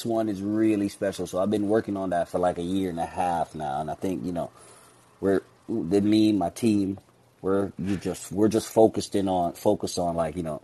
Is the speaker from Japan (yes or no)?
no; Jamaica; now in Bronx, United States; my background being Jamaican